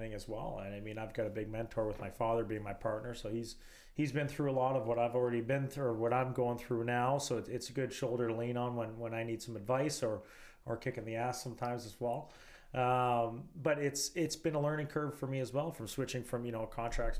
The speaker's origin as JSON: {"language": "English", "country": "Canada", "tie": "born or raised there", "said": "I was born in Canada."}